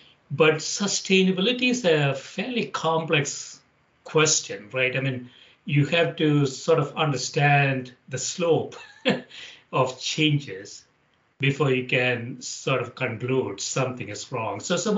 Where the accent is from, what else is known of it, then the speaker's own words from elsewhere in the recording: India; also born or lived in Chicago / Atlanta / Dallas / San Francisco; now in Connecticut, United States; as I came to Chicago from India, and then I spent some time in Atlanta, Dallas, San Francisco. Now I live in a small city in Connecticut with 50,000 population.